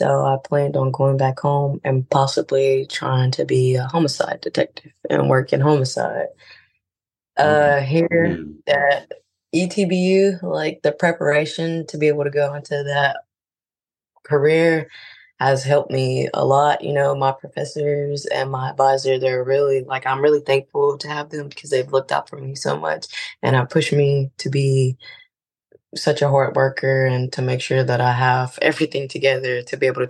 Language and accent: English; Louisiana, United States; I'm from Louisiana.